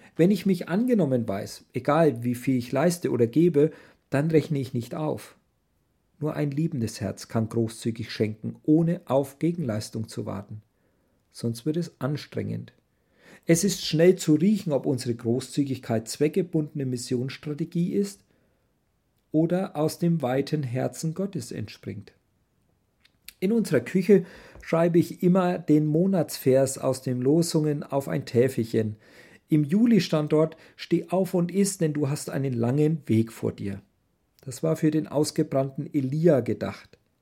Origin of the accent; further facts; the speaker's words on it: Germany; moved away; wir als Deutsche